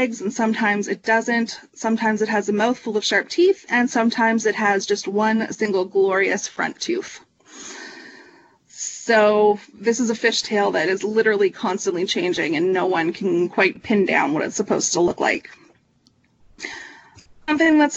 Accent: Ontario, Canada; I grew up in Ontario

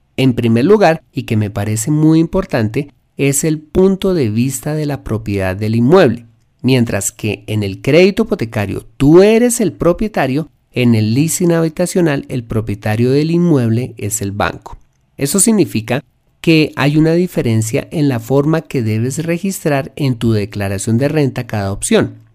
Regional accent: Colombia

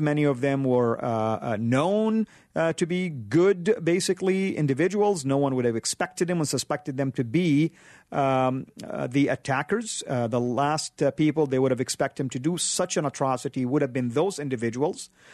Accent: Saudi Arabia; moved away; When I was growing up in Saudi, forty-five minutes away from Mecca

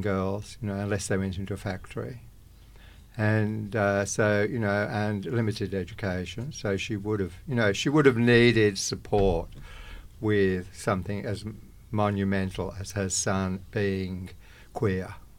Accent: England, United Kingdom; moved away as an adult; now in Australia; I was born in England, came to Australia in nineteen sixty-six.

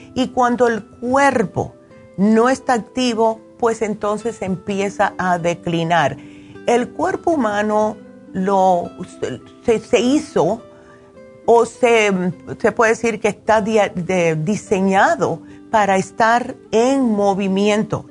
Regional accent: New Jersey, United States; me crié en New Jersey

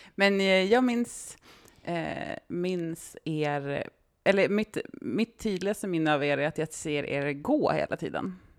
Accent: Österbybruk, Uppsala County, Sweden; now in Umeå, Sweden; jag tror att jag är född i Uppsala, men jag bodde i Österbybruk

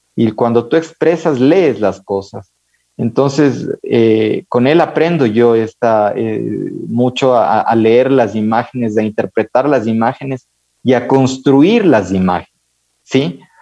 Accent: Ibarra, Imbabura, Ecuador; moved away as an adult; now in Quito, Ecuador; Yo crecí con mis abuelos en Ibarra

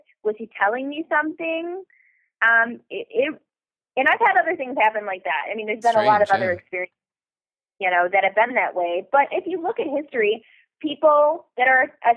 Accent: Detroit, Michigan, United States; I'm from Detroit

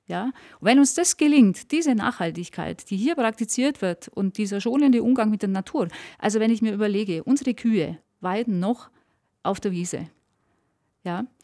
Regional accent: Allgäu, Bavaria, Germany; ich liebe meine Heimat, ich bin dort aufgewachsen

